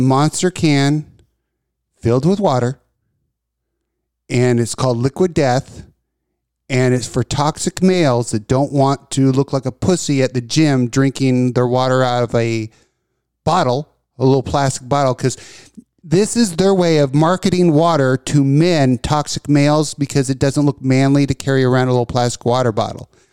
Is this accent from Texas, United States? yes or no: yes; Texas, United States; I'm a na, native born Texan